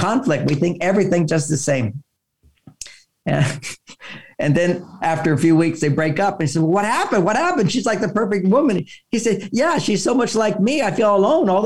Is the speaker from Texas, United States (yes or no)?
yes; Houston, Texas, United States; I grew up in Houston, Texas